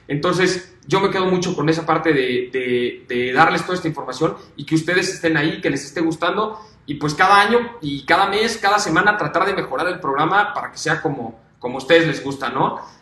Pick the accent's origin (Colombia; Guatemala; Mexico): Mexico; como mexicanos pues nos llena de orgullo